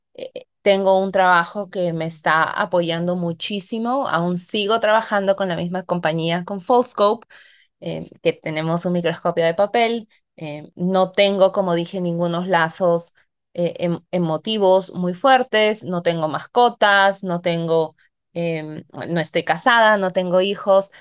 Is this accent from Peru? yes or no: yes; Peru; moved away as an adult; also born or lived in United States; ahora estoy en mi país de nacimiento